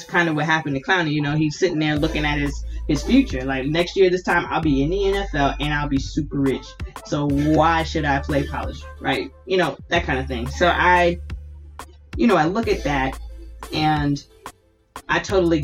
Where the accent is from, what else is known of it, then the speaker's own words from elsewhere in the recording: Hilton Head Island, South Carolina, United States; also born or lived in Ridgeland, Jasper County, South Carolina; I grew up on Hilton Head and went to Hilton Head High School